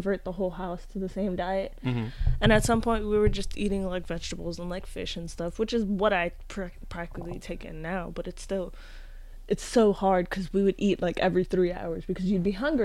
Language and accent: English; Philippines; As a Filipino human being